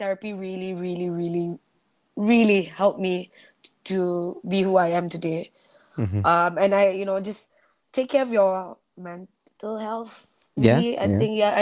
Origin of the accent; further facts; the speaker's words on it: Sarawak, Malaysia; I'm from Sarawak